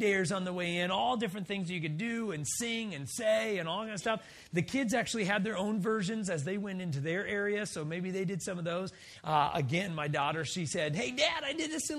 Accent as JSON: {"language": "English", "region": "Wisconsin", "country": "United States", "said": "we're all from Wisconsin, right? We live in Wisconsin"}